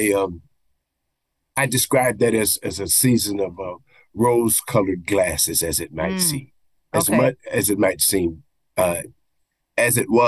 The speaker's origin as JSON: {"language": "English", "town": "Tulsa", "region": "Oklahoma", "country": "United States", "tie": "born or raised there", "said": "I'm an Oklahoma boy. I was born and raised in Oklahoma, and actually Tulsa County, you know, that Black Wall Street area."}